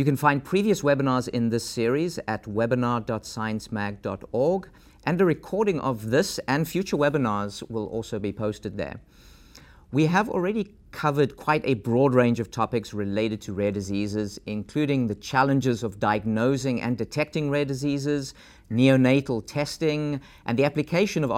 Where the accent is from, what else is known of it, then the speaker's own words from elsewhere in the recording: South Africa; moved away; my home country of South Africa